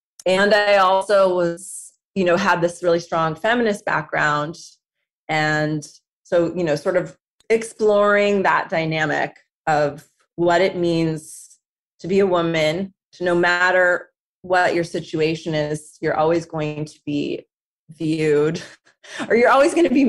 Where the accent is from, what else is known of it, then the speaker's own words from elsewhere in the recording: Southern California, United States; growing up in Southern California